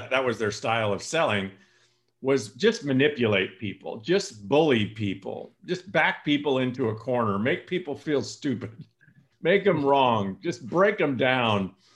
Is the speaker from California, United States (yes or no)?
yes; San Joaquin Valley, California, United States; moved away as an adult; also born or lived in Coeur d'Alene, Idaho; now in Lanai, United States; I grew up in the San Joaquin Valley of California